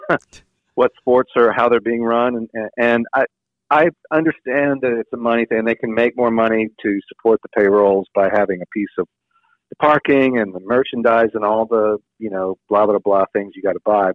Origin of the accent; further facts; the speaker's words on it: Louisiana, United States; now in Atlanta, United States; I was born in Louisiana, um, or raised in Louisiana rather. But I moved to Atlanta